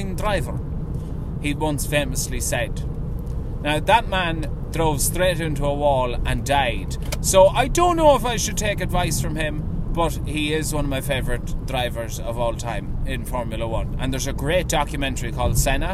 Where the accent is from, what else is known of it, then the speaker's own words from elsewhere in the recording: Ireland; we love funerals, love wakes, love sympathising as Irish people